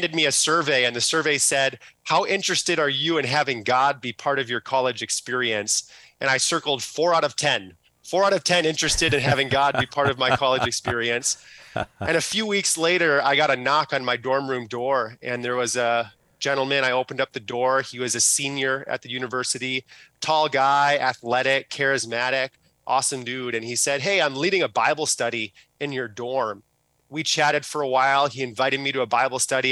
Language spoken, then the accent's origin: English; Plymouth, Minnesota, United States; I grew up in Plymouth, Minnesota